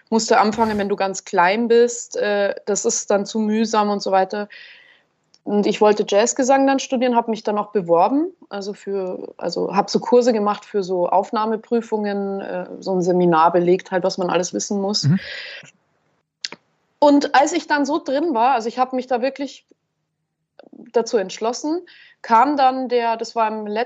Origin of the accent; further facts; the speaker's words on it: Schwandorf, Bavaria, Germany; ich bin ja auch von, vom Land, also ich komme aus Schwandorf, das ist jetzt nicht super, super, super Land